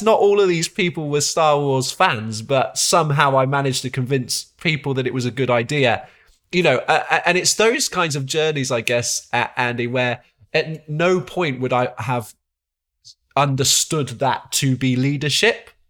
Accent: Exeter, South West England, United Kingdom; also born or lived in Coventry; now in Malvern, United Kingdom; the church I was brought up in, uh, which was Isca Church in Exeter, my, my hometown

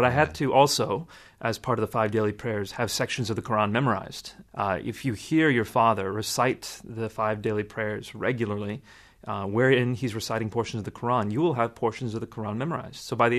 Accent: Scotland, United Kingdom; accent: Scottish; I got beat up for being a Pakistani Muslim kid with the Scottish accent.

